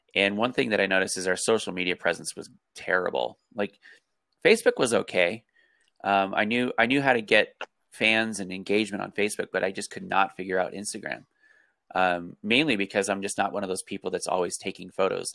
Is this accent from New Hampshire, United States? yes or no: no; Colorado, United States; I grew up in Colorado